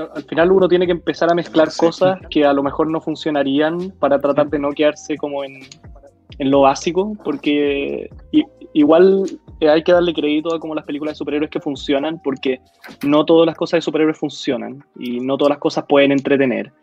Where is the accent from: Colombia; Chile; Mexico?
Chile; en Chile hemos tratado de meternos al género de, superhéroes